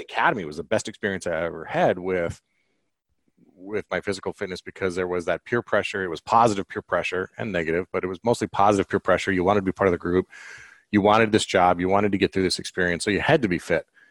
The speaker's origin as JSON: {"language": "English", "region": "Colorado", "country": "United States", "moved": "yes", "said": "I'm from Colorado originally"}